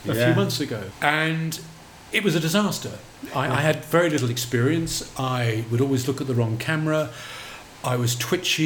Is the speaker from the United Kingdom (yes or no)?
yes; United Kingdom; moved away as an adult; also born or lived in London; now in Hong Kong; being a Brit